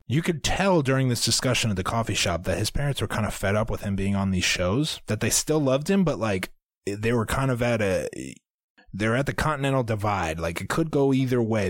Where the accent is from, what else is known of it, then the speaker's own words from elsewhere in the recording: Iowa, United States; We are from Iowa, but we don't know anything about farms